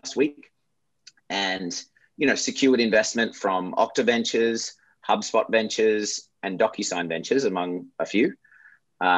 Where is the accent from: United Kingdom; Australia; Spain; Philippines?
Australia; moved away as an adult; also born or lived in Michigan, United States / Europe / Japan / San Francisco, United States; I grew up in Australia, as you probably figured out by this point, moved to the US, after school